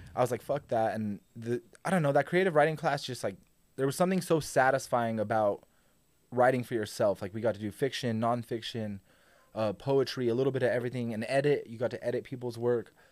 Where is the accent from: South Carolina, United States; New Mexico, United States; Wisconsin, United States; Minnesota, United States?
New Mexico, United States; Albuquerque; also born or lived in Santa Fe; I was born in Santa Fe, but I was raised in Albuquerque my whole life.